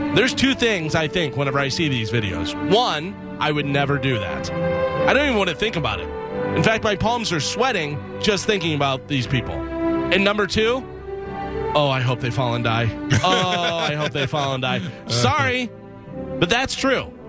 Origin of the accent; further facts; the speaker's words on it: Illinois, United States; one of my friends growing up in Illinois